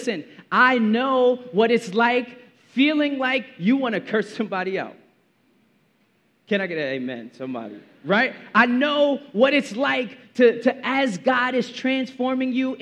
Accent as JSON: {"language": "English", "town": "New York City", "region": "New York", "country": "United States", "tie": "born or raised there", "said": "I grew up in Brooklyn in the 90s"}